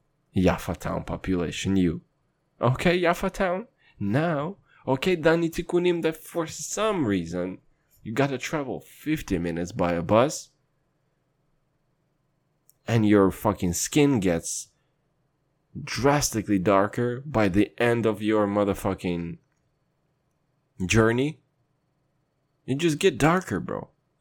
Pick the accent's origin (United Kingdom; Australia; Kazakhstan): Kazakhstan; And I'm from Kazakhstan, and I've seen some shit.